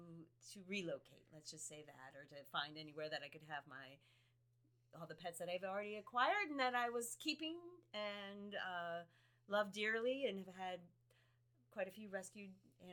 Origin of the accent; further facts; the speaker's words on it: New Jersey, United States; also born or lived in Bowling Green, Ohio; I'm from New Jersey. That's where I grew up.